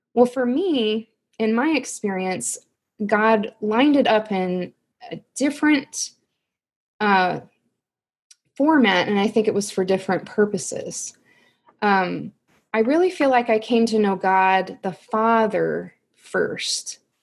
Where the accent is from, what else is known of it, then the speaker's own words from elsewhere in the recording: Missouri, United States; I just stayed in my hometown and went to the um, public university